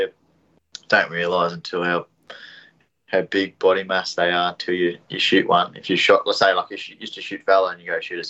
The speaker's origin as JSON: {"language": "English", "town": "Wodonga", "region": "Victoria", "country": "Australia", "said": "Originally from Wodonga"}